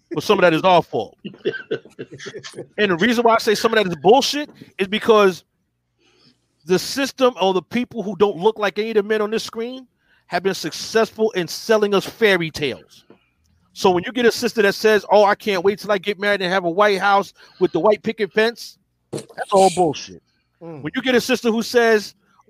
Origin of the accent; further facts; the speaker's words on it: New York City, New York, United States; growing up in the Bronx